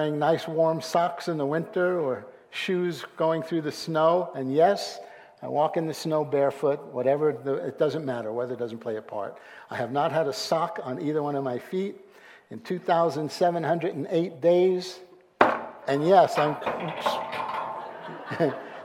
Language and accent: English; New York City, New York, United States; I was born and raised Jewish in New York City, Brooklyn, New York